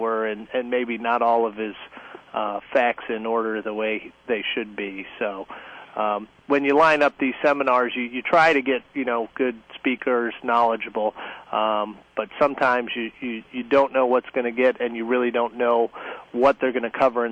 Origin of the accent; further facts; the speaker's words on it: New York, United States; also born or lived in Virginia; I was born in Virginia, but I was raised in New York